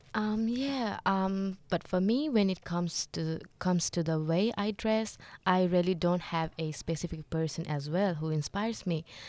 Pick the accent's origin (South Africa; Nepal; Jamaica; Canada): Nepal; now in Australia; I'm also from Nepal